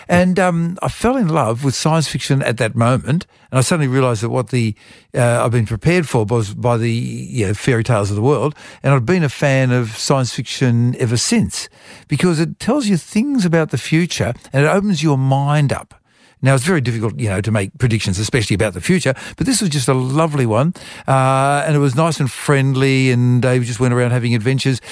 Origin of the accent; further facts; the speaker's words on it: Wollongong, New South Wales, Australia; also born or lived in Europe; I was a lonely kid at school, uh, 'cause I was, um, not an Irish Catholic like everybody else was at the Catholic school. I was from Europe. And so I sort of retreated into reading books. And Wollongong Library had a wonderful library